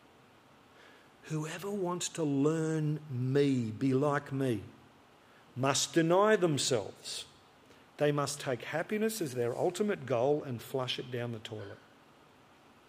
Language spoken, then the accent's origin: English; Albury, New South Wales, Australia; I grew up outside Albury on the border of New South Wales and Vic